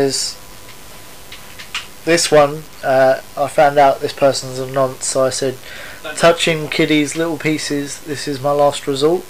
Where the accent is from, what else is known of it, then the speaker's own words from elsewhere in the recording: United Kingdom; We're British